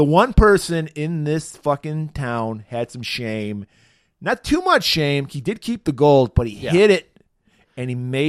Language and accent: English; Midwest, United States; We're from the Midwest. We get snow.